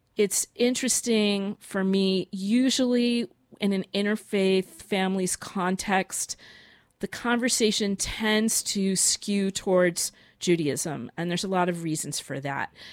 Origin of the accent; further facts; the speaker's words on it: Boston, Massachusetts, United States; moved away; I'm, I'm from Boston, and that's where my father is.